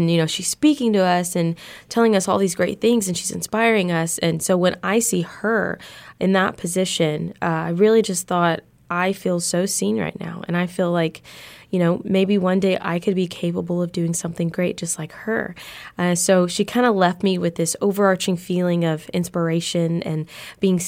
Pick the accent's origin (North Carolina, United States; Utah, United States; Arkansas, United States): Arkansas, United States; Harrison; I was in the third grade at Harrison Elementary School at Eagle Heights